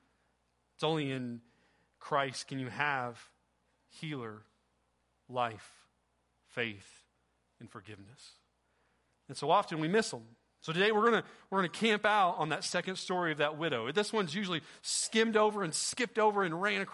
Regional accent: Oklahoma, United States; also born or lived in Sapulpa, Oklahoma; I'm from Oklahoma.

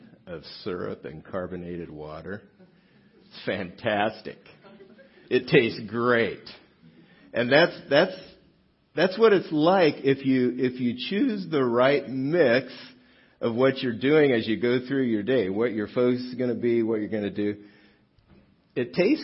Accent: South Gate, California, United States; I grew up in Southgate, which is about not very far from here, down the 710 freeway

